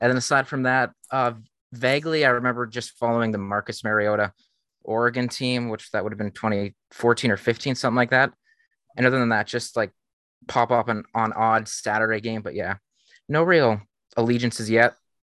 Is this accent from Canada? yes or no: yes; Canada; So yeah, I'm from Canada.